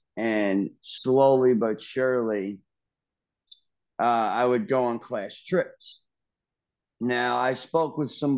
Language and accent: English; Largo, Florida, United States; born there; I was born in Largo, Florida.